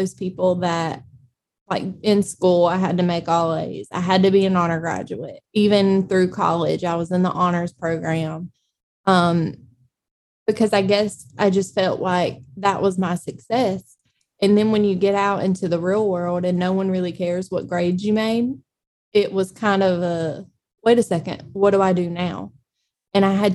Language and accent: English; Eastman, Georgia, United States; also born or lived in Savannah, Georgia; I'm originally from Dodge County here in Eastman